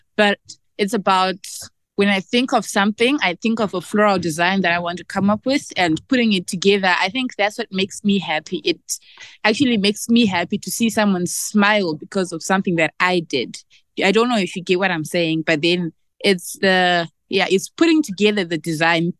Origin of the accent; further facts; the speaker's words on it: Zimbabwe; we, Zimbabwean women